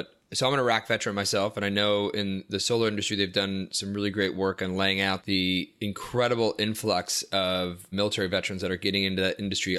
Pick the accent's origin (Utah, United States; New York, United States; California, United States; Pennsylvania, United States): New York, United States; Buffalo; now in Washington, United States; my family drives from Washington, where we live, to my hometown up in Buffalo